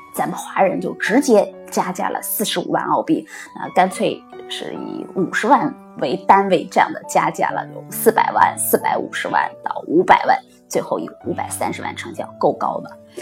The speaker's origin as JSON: {"language": "Chinese", "country": "China", "moved": "yes", "lives_now": "Australia", "said": "我们 这种母语非英文的呃，国内的人"}